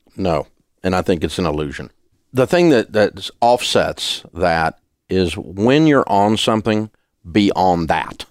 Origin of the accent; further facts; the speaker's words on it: the South, United States; I'm from the South